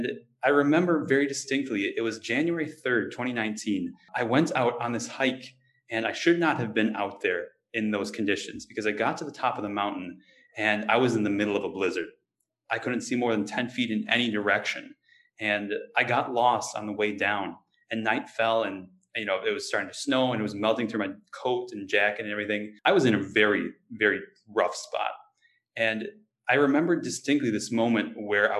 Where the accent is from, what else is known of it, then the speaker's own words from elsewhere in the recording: Wisconsin, United States; growing up in Wisconsin